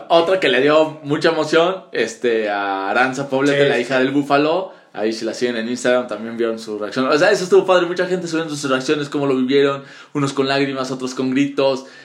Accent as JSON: {"language": "Spanish", "region": "Puebla", "country": "Mexico"}